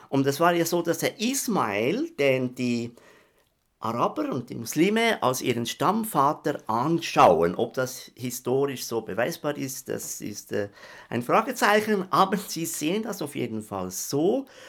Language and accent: German; Switzerland; ich bin ja Schweizer, das hört man ja, gell?